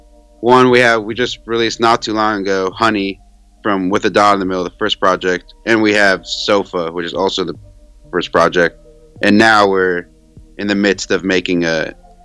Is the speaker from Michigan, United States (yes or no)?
no; Des Moines, Iowa, United States; I grew up in Des Moines